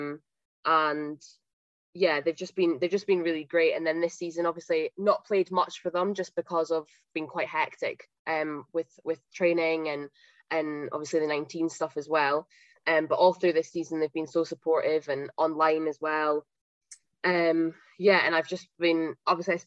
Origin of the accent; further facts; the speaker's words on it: Huntly, Scotland, United Kingdom; I'm from Huntley, so I grew up and I played at Huntley Cricket Club